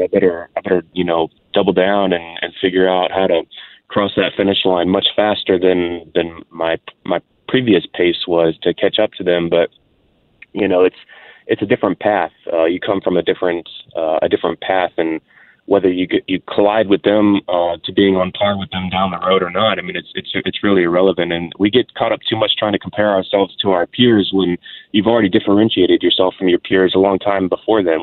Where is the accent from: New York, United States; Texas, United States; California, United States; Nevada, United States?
Texas, United States; Houston; I'm a Houston, Texas born born and raised uh, out here in Texas